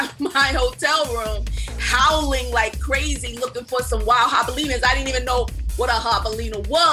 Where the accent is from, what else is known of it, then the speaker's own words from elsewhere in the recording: Newark, New Jersey, United States; I'm from Newark, New Jersey. We got pigeons. We don't have bears, okay?